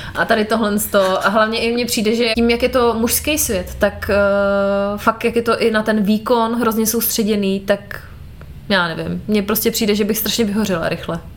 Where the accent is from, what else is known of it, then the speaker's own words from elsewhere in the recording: Moravská Třebová, Pardubice Region, Czechia; u nás doma v Moravské Třebové